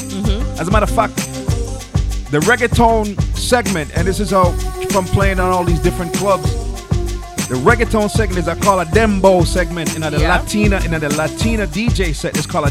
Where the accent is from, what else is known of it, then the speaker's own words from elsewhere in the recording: United States; accent: Yankee; also born or lived in Jamaica; I'm very, very Jamaican. I tell people I'm Jamaican. Now, sometimes I do slip back in my Yankee mode because I grew up here.